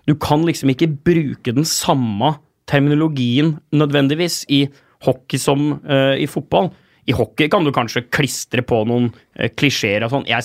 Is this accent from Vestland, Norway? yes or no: no; Asker, Akershus, Norway; da jeg vokste opp i Asker.